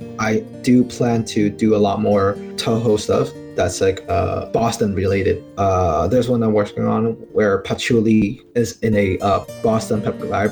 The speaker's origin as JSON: {"language": "English", "country": "Hong Kong", "said": "I'm from Hong Kong"}